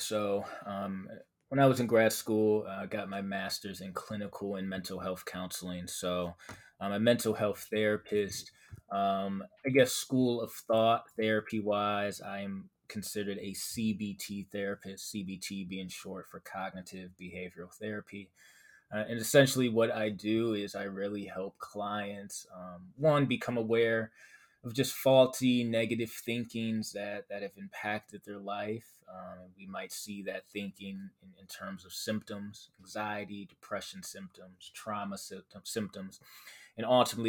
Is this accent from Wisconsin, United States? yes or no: yes; Milwaukee, Wisconsin, United States; I am from Milwaukee, Wisconsin. So we have a lot of cold weather here.